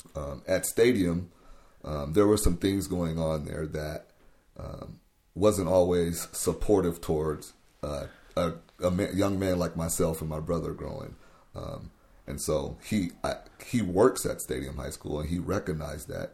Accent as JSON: {"language": "English", "town": "Tacoma", "region": "Washington", "country": "United States", "tie": "born or raised there", "also_born_or_lived": "Missouri / Wenatchee, Washington", "said": "I grew up right on the hilltop in Tacoma, um, and that's where I've pretty much been my entire life"}